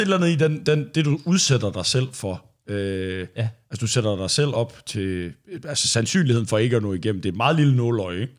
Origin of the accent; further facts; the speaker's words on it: Thy, Northwest Jutland, North Denmark Region, Denmark; jeg er fra Thy i Nordvestjylland, og der var det jo meget en ting, når vi startede med at, øh, at drikke alkohol og gå i byen